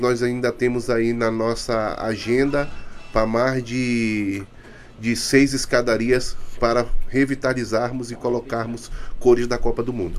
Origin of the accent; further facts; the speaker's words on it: Manaus, Amazonas, Brazil; Nasci na Rua do Areal, mais conhecida como Boca do Imboca